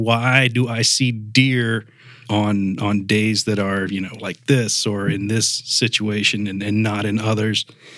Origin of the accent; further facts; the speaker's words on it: Mobile, Alabama, United States; moved away as an adult; also born or lived in New Jersey; now in Ithaca, United States; I'm from Mobile, Alabama.